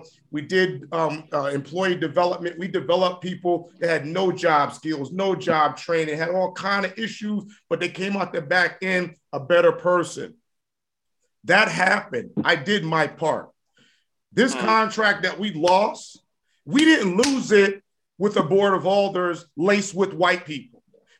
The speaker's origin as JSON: {"language": "English", "town": "New Haven", "region": "Connecticut", "country": "United States", "said": "And I'm we from New Haven. We know how to get gully. We know how to be raw."}